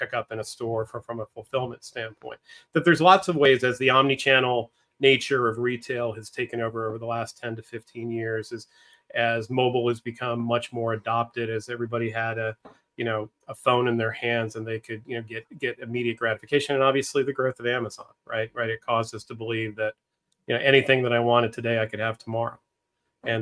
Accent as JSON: {"language": "English", "region": "Northeastern Pennsylvania", "country": "United States", "tie": "born or raised there", "also_born_or_lived": "Philadelphia / Southern California", "moved": "as an adult", "said": "I grew up in Northeastern Pennsylvania"}